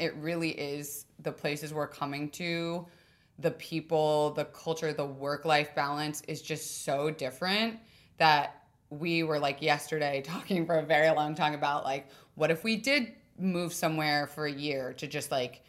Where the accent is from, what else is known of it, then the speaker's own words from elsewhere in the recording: United States; because we grew up in America.